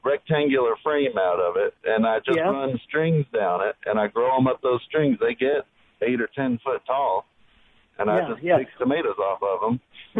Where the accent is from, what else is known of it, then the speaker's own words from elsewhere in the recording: Houston, Texas, United States; moved away as an adult; now in Magee, Mississippi, United States; I'm from the Houston area